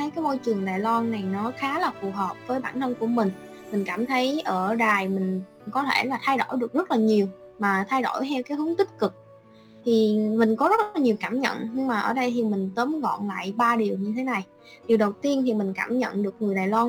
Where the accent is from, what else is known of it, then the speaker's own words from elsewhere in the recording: Can Tho, Vietnam; now in Taiwan; mình đến từ Cần Thơ, vùng đất Tây Đô, phù sa, màu mỡ của đồng bằng sông Cửu Long.